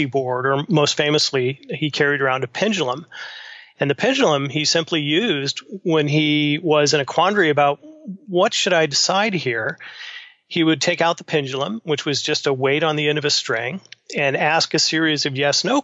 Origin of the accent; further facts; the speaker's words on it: California, United States; moved away as an adult; now in Midwest, United States; I was born and raised in California